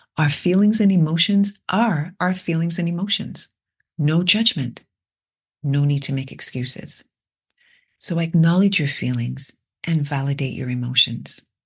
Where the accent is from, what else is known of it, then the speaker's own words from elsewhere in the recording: England, United Kingdom; moved away; Growing up in England